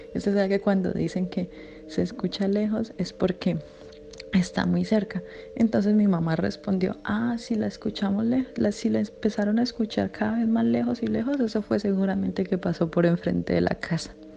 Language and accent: Spanish; Colombia; En Colombia se cree, o lo que yo siempre he escuchado en, mi pueblo donde yo soy